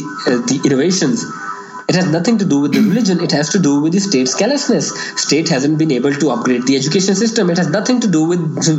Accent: Pakistan; Because I studied in Pakistan's government schools

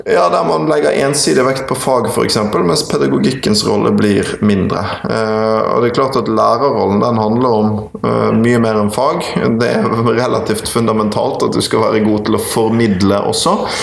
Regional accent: Bergen, Vestland, Norway; Og så er jeg jo fra Bergen, en utrolig vakker by. Eh, og så hadde jeg skolegangen min på Møhlenpris skole og på det nå nedlagte Bergen Handelsgym, BHG.

